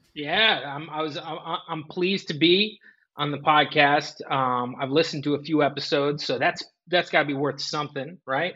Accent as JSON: {"language": "English", "region": "New Jersey", "country": "United States", "said": "I'm from New Jersey, so it's a, uh, you know we do all the New York stuff."}